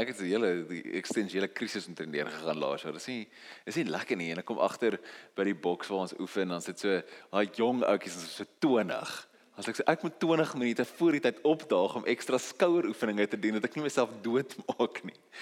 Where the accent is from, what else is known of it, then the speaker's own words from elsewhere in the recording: South Africa; Ons is Afrikaners. Ons is nie Engels nie.